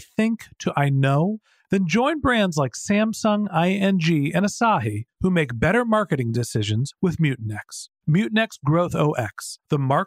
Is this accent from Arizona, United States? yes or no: no; Northern California, United States; I'm from Northern California